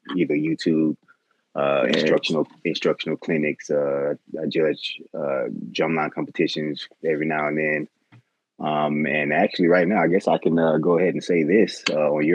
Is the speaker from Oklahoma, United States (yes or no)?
no; Atlanta, Georgia, United States; I'm from Bankhead, Bankhead, Westside. Born and raised in Atlanta on the west side